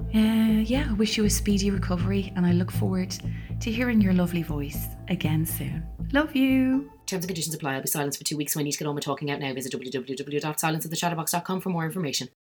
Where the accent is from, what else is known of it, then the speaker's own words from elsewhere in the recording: Ireland; I'm Irish, and although not raised by overly religious parents